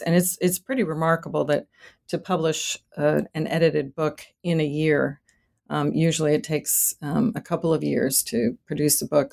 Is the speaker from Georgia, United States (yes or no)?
no; Boston, Massachusetts, United States; moved away as an adult; now in Rio Grande Valley, Texas, United States; I was born and raised in Boston, Massachusetts